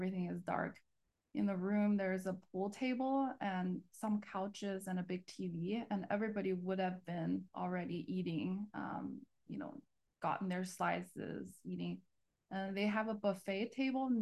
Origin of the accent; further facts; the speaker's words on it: China; moved away as an adult; also born or lived in Los Angeles; growing up in China